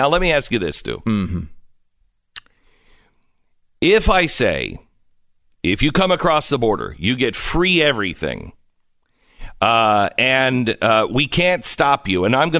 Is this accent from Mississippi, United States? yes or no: no; Texas, United States; For instance, I'm from Texas.